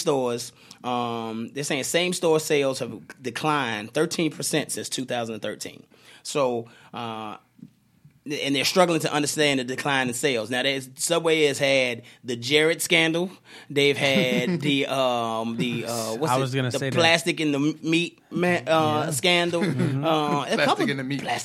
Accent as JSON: {"language": "English", "town": "Richmond", "region": "Virginia", "country": "United States", "tie": "born or raised there", "said": "Shout out to Richmond. I grew up on Stuffy's"}